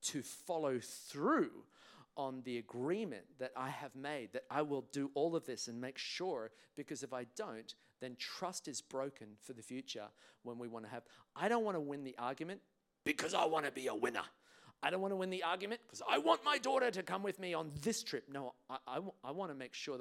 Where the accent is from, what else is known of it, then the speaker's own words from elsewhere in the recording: England, United Kingdom; now in Australia; I was traveling on a British passport because I was born in England